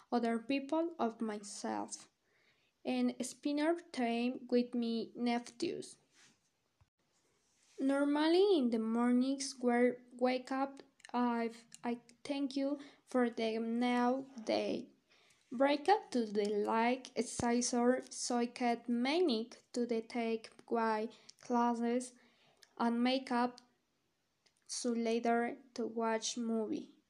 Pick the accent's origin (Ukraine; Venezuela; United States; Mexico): Mexico; Metepec, State of Mexico; English is a second language; I am 17 years old. I am from Estreque of Mexico of the municipal of Metepec.